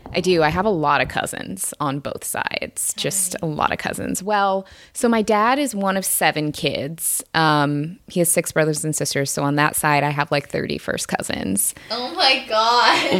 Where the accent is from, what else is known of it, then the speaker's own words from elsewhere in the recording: Seattle, Washington, United States; I'm from the Seattle area, um, and pretty much my entire family is in the Seattle area, both sides